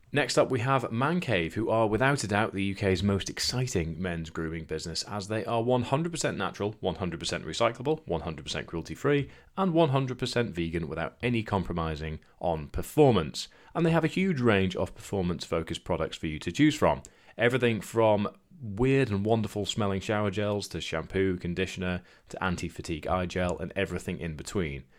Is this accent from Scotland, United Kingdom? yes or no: yes; Scotland, United Kingdom; I grew up in Scotland